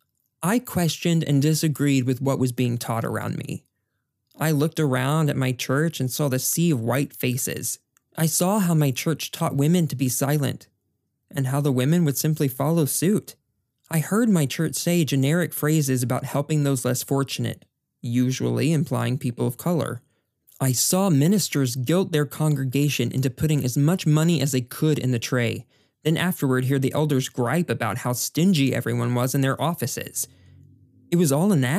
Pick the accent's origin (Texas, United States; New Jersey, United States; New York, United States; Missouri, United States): Texas, United States; White Settlement; I was raised in the Texas town called, are you ready for it? White Settlement